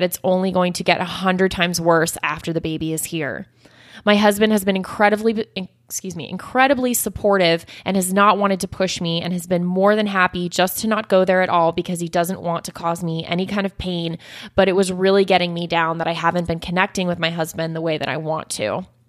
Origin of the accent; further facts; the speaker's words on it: New Zealand; I'm from New Zealand